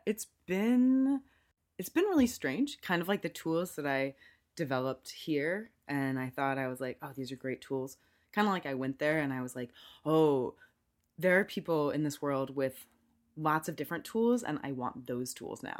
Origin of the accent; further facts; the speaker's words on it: United States; moved away as an adult; also born or lived in Durham; I'm American and keep in mind that that is, that means I'm just from the U S.